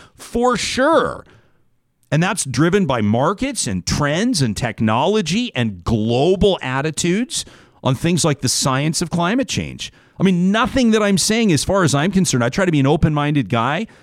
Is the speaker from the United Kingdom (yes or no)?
no; Alberta, Canada; I'm a proud Alberta